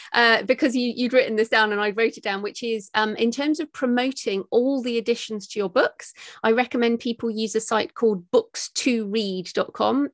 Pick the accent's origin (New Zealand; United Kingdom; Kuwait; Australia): United Kingdom; me as a British woman